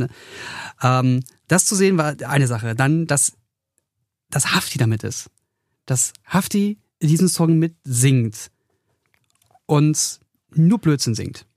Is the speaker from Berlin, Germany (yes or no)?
yes; Berlin, Germany; ich bin halt Berliner